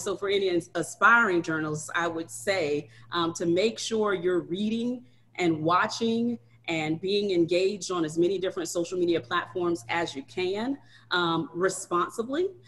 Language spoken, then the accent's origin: English; Ladson, South Carolina, United States; I am actually from Charleston